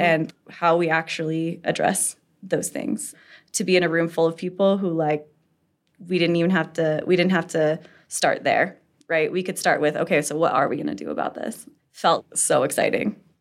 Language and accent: English; Castle Rock, Colorado, United States; also born or lived in Larkspur, Colorado / Sedalia, Colorado; I've lived in De, like, uh, Colorado my whole life. I grew up in Casa Rock and, like, Larkspur, Sedalia kind of area.